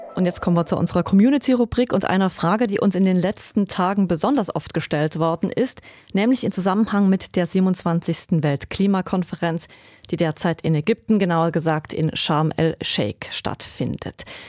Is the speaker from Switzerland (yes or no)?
yes; Switzerland; bei uns in der Schweiz